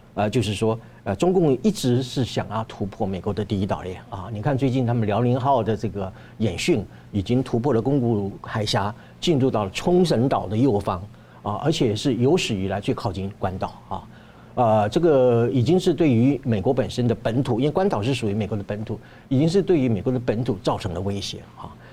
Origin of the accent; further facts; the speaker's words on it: Taiwan; 我们台湾人应该要怎么样如何看待自己的台湾